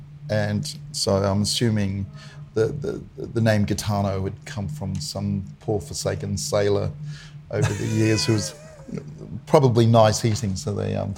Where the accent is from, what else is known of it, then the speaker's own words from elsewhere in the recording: Mackay, Queensland, Australia; moved away as an adult; also born or lived in Rockhampton; back home to Mackay. So though Rockhampton's the, I guess, the entry point, I guess Mackay's always been considered my hometown. I grew up, in an extended Torres Strait Islander family. My family comes from the central regions of the Torres Straits